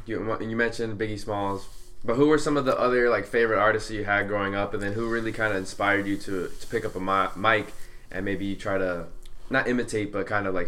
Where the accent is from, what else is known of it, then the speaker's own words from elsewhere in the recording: Santa Ana, California, United States; I was born in Santa Ana.